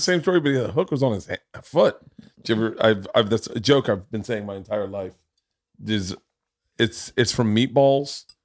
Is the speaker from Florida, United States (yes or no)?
yes; Florida, United States; I grew up in Florida